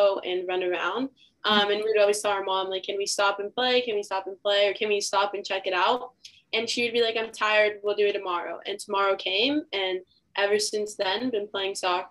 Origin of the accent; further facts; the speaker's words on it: Inglewood, California, United States; I'm from LA, California